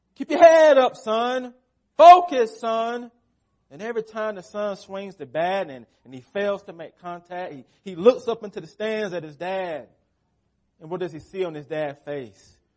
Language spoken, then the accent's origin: English; United States; as American Christians